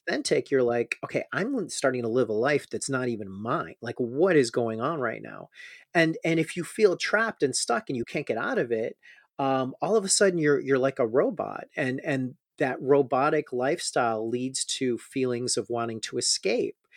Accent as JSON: {"language": "English", "town": "Chicago", "region": "Illinois", "country": "United States", "also_born_or_lived": "Austin, Texas / Houston, Texas", "moved": "as an adult", "said": "I'm from Chicago"}